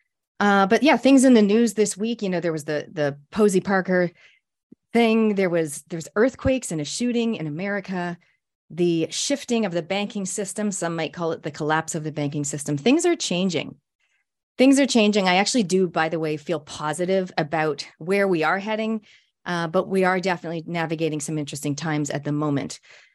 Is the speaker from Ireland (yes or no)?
no; Canada; I'm a Canadian Kiwi, a speaker, an author, an ex-Outward Bound instructor